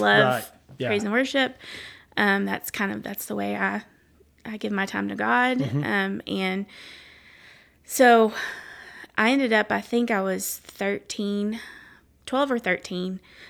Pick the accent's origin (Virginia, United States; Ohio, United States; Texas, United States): Texas, United States; Lake Jackson; also born or lived in Athens, Texas; And growing up, we moved from Athens, Texas to Lake Jackson, and I got into a softball group of friends